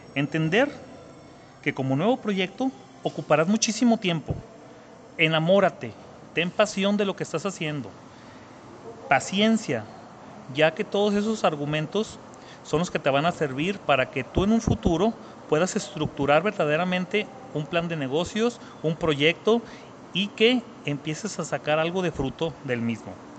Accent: Zacatecas, Mexico; soy de Zacatecas, México, y tengo 38 años de edad.

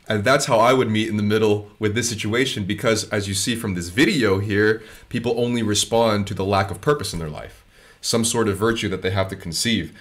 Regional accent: United States; moved away; growing up in the States

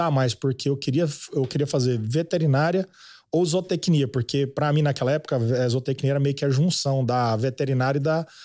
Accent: Iturama, Minas Gerais, Brazil; Não, eu sou da Iturama.

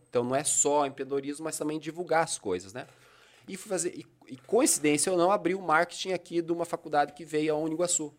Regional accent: Brazil; also born or lived in Bituruna; como a minha cidade natal é aqui

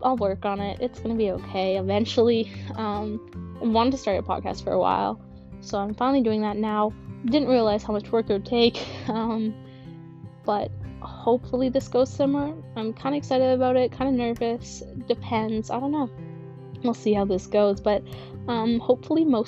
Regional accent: Manitoba, Canada; I'm from Manitoba, Canada

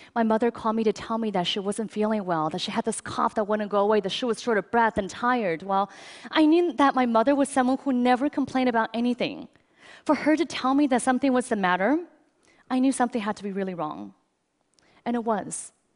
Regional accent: China; now in United States; I grew up in China

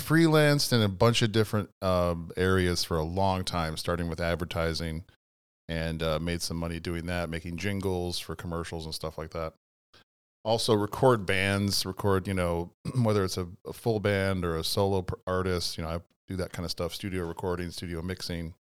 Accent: Chicago, Illinois, United States; moved away as an adult; also born or lived in Evanston; now in Baraboo, United States; growing up in a big city

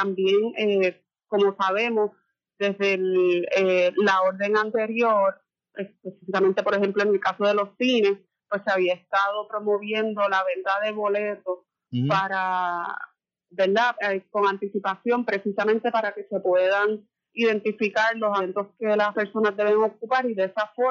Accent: Morovis, Puerto Rico; yo soy de Morovi

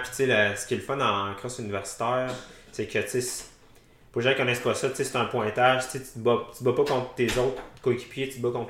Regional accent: Quebec City, Quebec, Canada; also born or lived in Sherbrooke; now in Gatineau, Canada; je viens de Québec, j'ai fait mon bac à Sherbrooke.

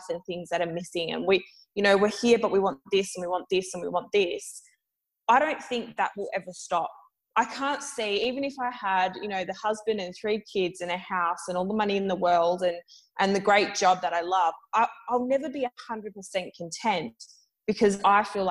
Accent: Perth, Western Australia, Australia; moved away as an adult; now in Melbourne, Australia; I'm currently in the process of moving back to Perth for family reasons, back to my home state after 6 years in Melbourne

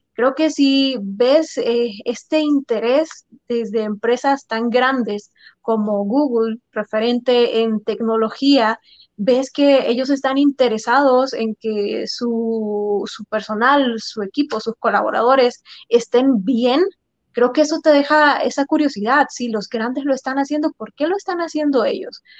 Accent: El Salvador; los salvadoreños tenemos esta fama

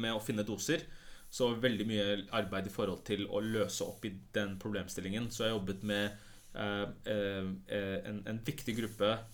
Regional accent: Oslo, Norway; also born or lived in Pakistan; jeg føler jo at jeg er fra Stovner mer enn det er fra liksom andre steder

